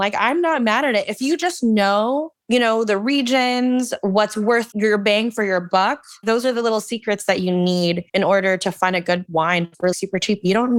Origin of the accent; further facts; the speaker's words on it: Philippines; because I'm Filipino and we're diabetics.